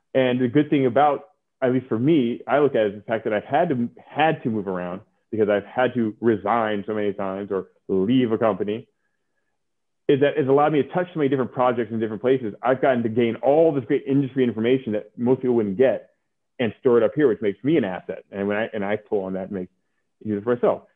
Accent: Oakland, California, United States; also born or lived in New York; I grew up in California

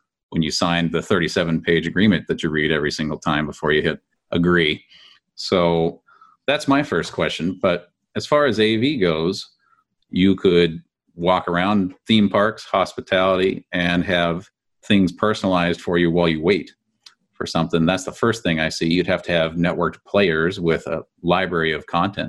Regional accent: California, United States; Being a Californian

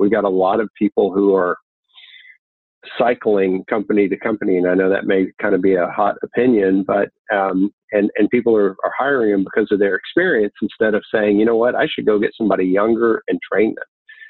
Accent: Texas, United States; I'm from Texas, ladies first, right?

